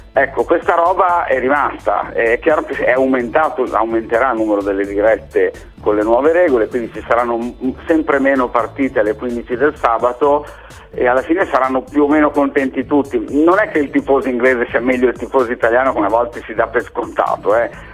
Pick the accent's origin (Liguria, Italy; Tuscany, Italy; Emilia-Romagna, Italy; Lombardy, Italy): Emilia-Romagna, Italy; Bologna; io abitando a Bologna, non sono mai stato tipo di Bologna, ma sono cresciuto a Bologna